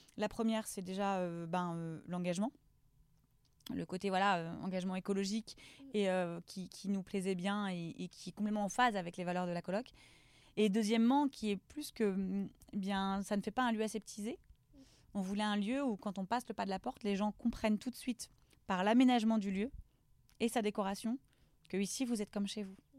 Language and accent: French; Lorient, Brittany, France; je suis originaire de Lorient. Mhm. j'ai grandi dans le quartier de Merville